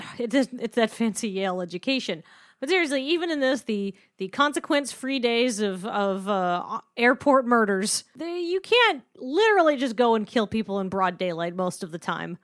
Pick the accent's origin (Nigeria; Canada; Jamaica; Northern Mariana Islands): Canada; British Columbia; I'm from British Columbia